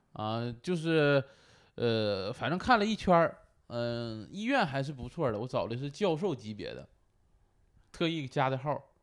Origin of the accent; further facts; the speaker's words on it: Northeast China, China; 我东北人